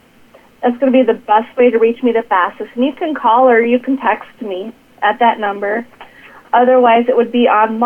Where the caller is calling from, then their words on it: Watertown, South Dakota, United States; I am coming from Watertown, South Dakota.